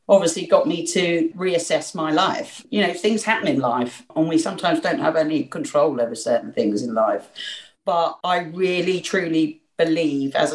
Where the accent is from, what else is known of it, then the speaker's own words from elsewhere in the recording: London, United Kingdom; I'm a Londoner.